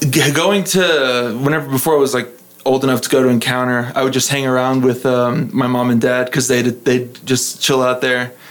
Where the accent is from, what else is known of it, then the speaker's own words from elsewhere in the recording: Midland, Texas, United States; also born or lived in Lubbock; i was actually born in lubbock but i didn't live here long we moved around a lot because my dad was getting different jobs and so i'd say i was probably raised in midland went to midland christian